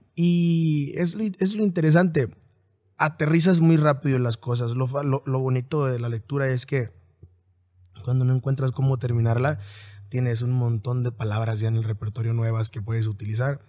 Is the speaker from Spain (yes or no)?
no; Apatzingán, Michoacán, Mexico; Nací en Michoacán